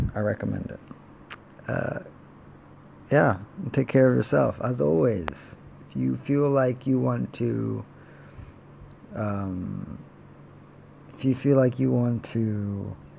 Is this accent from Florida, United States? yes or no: yes; Florida, United States; growing up in Florida